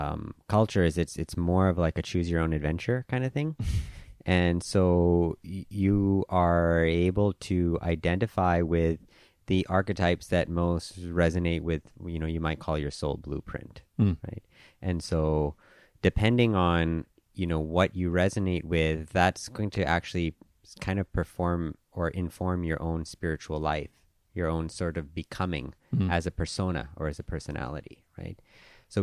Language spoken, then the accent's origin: English; Hong Kong; also born or lived in Vancouver, Canada / Thailand; My own background, I was born in Vancouver, but I grew up in Hong Kong and Thailand. My parents are Indian, and my grandparents were born in Africa on my dad's side and in India on my mom's side.